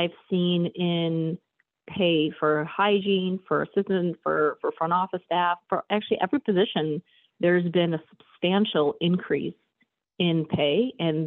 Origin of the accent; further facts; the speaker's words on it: Chicago, Illinois, United States; I am from Chicago